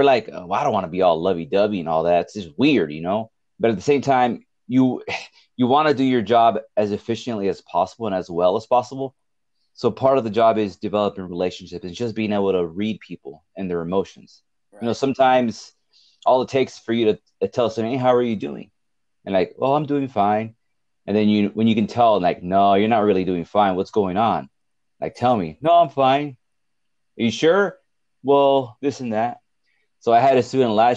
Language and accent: English; Richgrove, California, United States; also born or lived in Bakersfield, California / Fresno, California; I was raised in Richgrove, which is by Delano